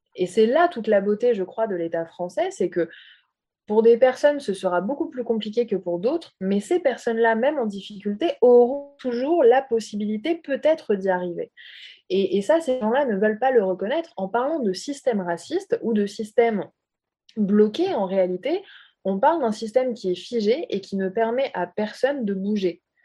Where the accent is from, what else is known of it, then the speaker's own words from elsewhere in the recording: France; je suis française d'origine arabe